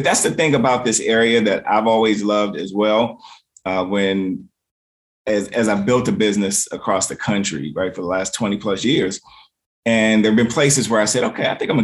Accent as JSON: {"language": "English", "town": "Washington", "region": "District of Columbia", "country": "United States", "tie": "born or raised there", "said": "I grew up in Southeast DC, right? Southeast is how we, traditionally say it, right? Grew up in Southeast, that's where I'm from."}